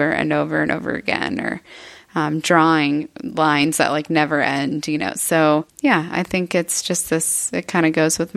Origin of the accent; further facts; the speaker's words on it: Eagle Lake, Texas, United States; I'm born and raised here in Texas. Mm-hmm. Uh, I grew up in Eagle Lake, Texas, which is a hunting and farming community.